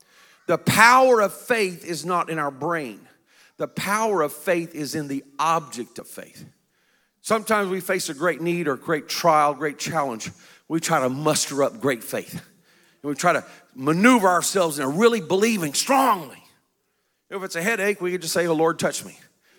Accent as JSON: {"language": "English", "country": "South Korea", "tie": "born or raised there", "said": "I was raised in Korea. My parents were missionaries. Korea at that time was a very poor country."}